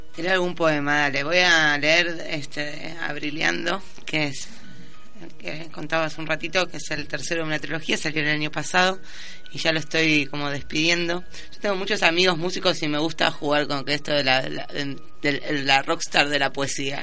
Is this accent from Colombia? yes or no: no; Quilmes, Buenos Aires Province, Argentina; also born or lived in San Telmo, Buenos Aires / Spain; soy de Quilmes, pero me defino como porteña, de San Telmo muy especialmente